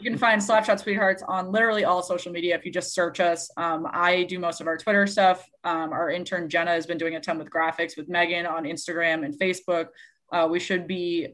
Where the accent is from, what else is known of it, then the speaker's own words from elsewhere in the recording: Massachusetts, United States; I grew up in Massachusetts